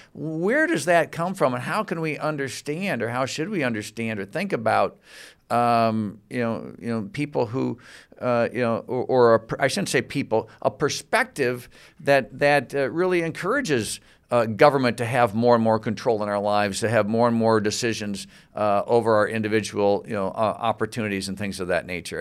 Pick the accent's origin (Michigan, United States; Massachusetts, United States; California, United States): Michigan, United States; Grand Rapids; I'm from Grand Rapids, Michigan